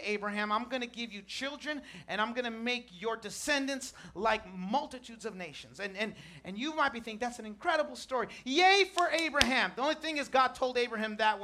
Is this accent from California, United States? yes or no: yes; Chula Vista, California, United States; I'm from Chula Vista